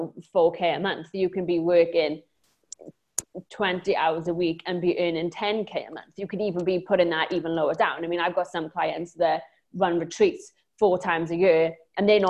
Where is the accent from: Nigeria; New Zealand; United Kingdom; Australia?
United Kingdom; Wales; accent: Welsh; now in Lanzarote, Spain; I'm originally from Wales, hence the accent, but I live on a tiny island just off of Africa in the Canary Islands called Lanzarote